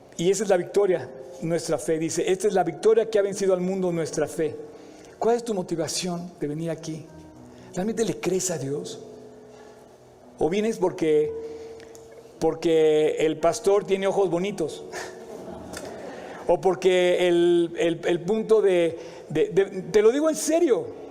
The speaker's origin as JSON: {"language": "Spanish", "country": "Mexico", "said": "me siento muy orgulloso de ser mexicano"}